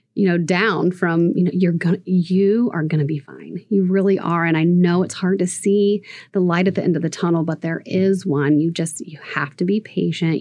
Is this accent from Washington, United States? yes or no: no; Southern Ohio, United States; moved away as an adult; also born or lived in Upland, Indiana; now in Fort Wayne, United States; I am from Southern Ohio, and I met my husband at Taylor University in Upland.